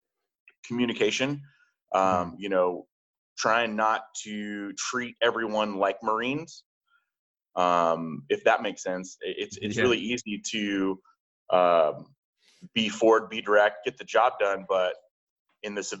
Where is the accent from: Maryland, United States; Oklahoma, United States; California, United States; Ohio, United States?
Oklahoma, United States; just outside of Tulsa; moved away as an adult; I went back home to my small hometown in just outside of Tulsa, Oklahoma